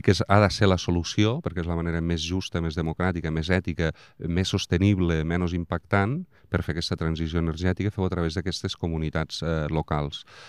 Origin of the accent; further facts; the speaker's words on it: Vandellòs, Catalonia, Spain; haver nascut a Vandellós